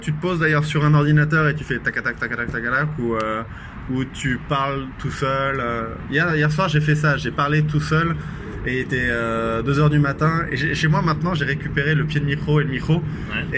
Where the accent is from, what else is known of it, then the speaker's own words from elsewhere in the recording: Vendée, Pays de la Loire, France; je viens de Vendée.